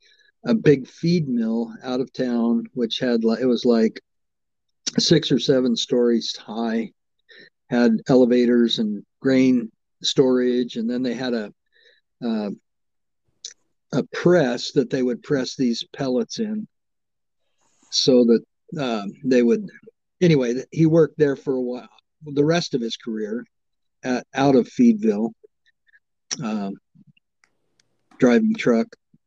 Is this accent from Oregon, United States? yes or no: yes; Umatilla, Oregon, United States; born there; I was born in Umatilla.